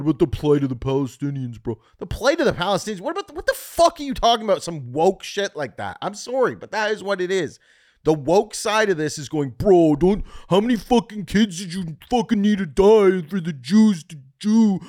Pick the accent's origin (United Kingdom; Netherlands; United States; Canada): Canada; I love the Middle East, I'm from Canada, but I wish I could live in Khala, Khalalala.